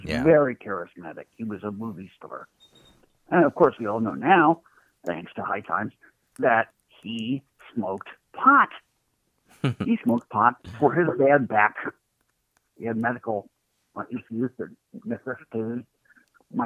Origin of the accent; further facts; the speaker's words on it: Michigan, United States; moved away; also born or lived in Ravenna, Ohio / New York City; I was raised in Michigan